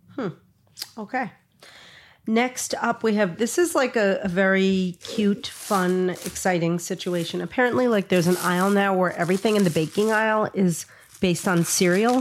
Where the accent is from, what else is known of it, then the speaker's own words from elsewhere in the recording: New York City, New York, United States; moved away; I came from Brooklyn, too.